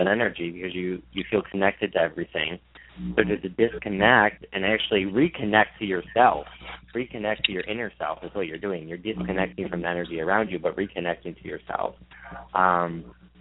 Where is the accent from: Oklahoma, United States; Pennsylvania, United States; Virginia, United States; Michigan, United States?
Michigan, United States; I'm from Michigan.